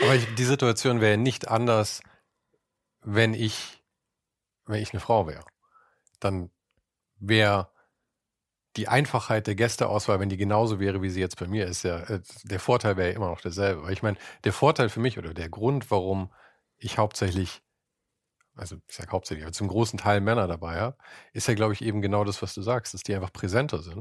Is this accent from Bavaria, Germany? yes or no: yes; Munich, Bavaria, Germany; in meiner Heimatstadt